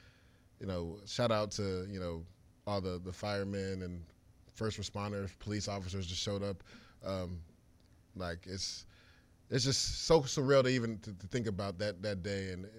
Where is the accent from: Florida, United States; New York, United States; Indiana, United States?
Florida, United States; Tampa; I grew up in Tampa.